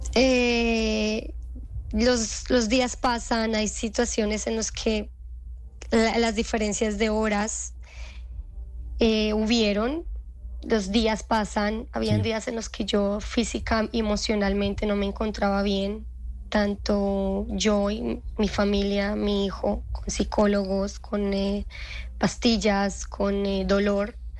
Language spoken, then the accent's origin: Spanish; Colombia; now in Israel; mi país como colombiana